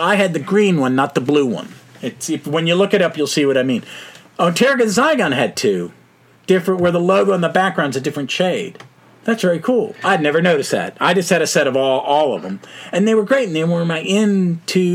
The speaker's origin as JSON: {"language": "English", "country": "United States", "said": "I'm an American. You can tell by the funny accent"}